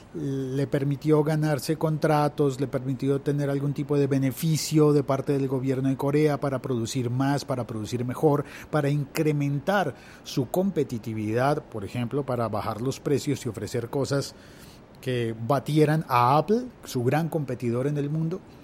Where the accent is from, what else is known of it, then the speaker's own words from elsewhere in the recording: Colombia; en mi país